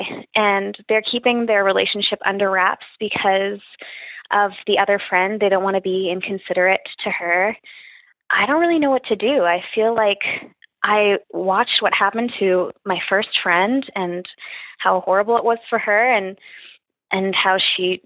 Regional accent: Canada; I'm from Canada.

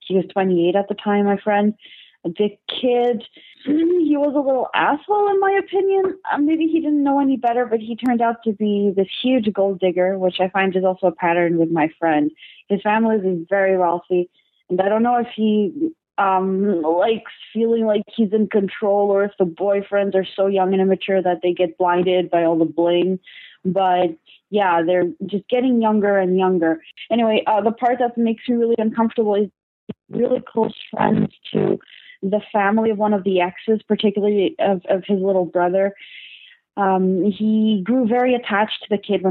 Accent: Portugal; moved away; I'm originally from Portugal

